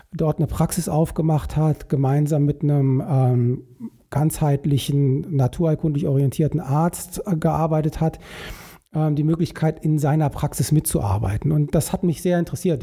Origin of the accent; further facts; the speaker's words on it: Vogelsbergkreis, Upper Hesse, Germany; moved away as an adult; also born or lived in Alsfeld / Hamburg / China; now in Bonn, Germany; ich bin aufgewachsen ähm, in einer Region, äh, die heißt Vogelsberg, also Vogelsbergkreis, das ist in ähm, Oberhessen